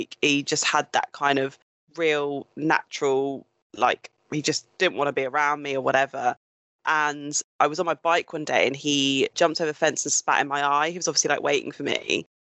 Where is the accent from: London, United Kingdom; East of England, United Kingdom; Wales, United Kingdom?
East of England, United Kingdom; Suffolk; when I grew up, I grew up predominantly in Suffolk.